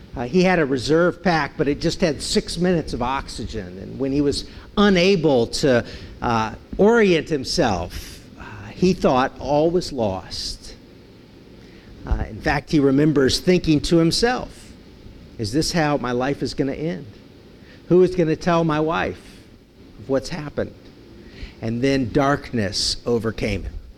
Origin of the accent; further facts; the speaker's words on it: San Francisco, California, United States; growing up in San Francisco